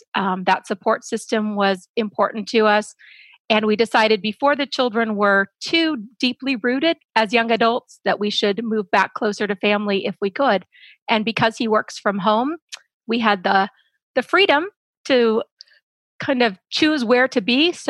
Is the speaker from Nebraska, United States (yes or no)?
yes; Nebraska, United States; moved away as an adult; also born or lived in Texas; now in Iowa, United States; He grew up in Missouri and I grew up in Nebraska. We met at college and his job kind of moved us toward Austin. We started out in the Fort Worth area, and then we're in Austin for 7 years.